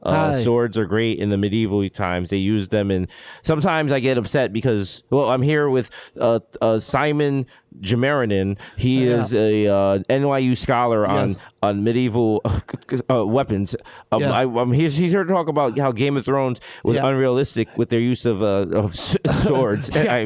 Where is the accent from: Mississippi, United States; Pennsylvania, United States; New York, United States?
New York, United States; New York City; because I'm from the Bronx